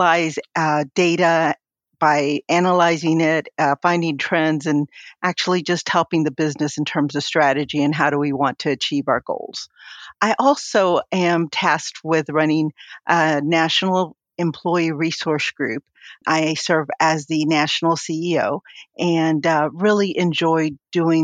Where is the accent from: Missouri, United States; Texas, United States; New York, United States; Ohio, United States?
Texas, United States; Rio Grande Valley, South; I was born in South Texas in the Rio Grande Valley